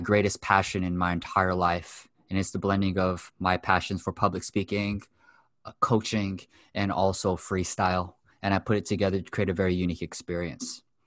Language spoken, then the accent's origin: English; Los Angeles, California, United States; also born or lived in Japan; I'm born and raised in West Los Angeles, fourth generation Japanese American